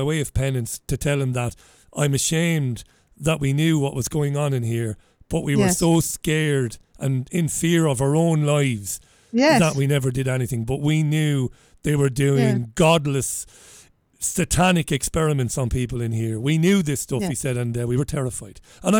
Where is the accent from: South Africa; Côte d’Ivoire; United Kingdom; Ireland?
Ireland; Waterford, Munster; So we said, we're from Ireland. I'm from Waterford.